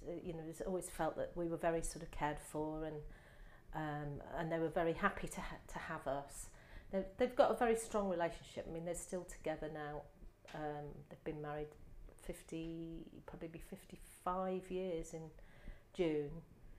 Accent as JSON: {"language": "English", "town": "Manchester", "region": "North West England", "country": "United Kingdom", "tie": "born there", "said": "I'm the oldest of three. My dad was in the army, and I was born in Manchester because he was based in Ashton-under-Lyne in the army there."}